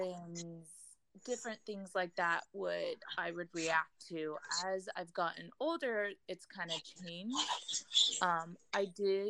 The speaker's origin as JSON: {"language": "English", "region": "Hawaii", "country": "United States", "tie": "born or raised there", "said": "I grew up in Hawaii, so there's a lot of humidity"}